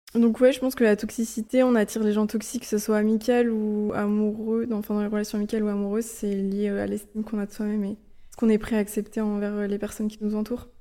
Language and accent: French; Lorient, Brittany, France; moved away as an adult; also born or lived in Budapest, Hungary; je suis originaire de Lorient en Bretagne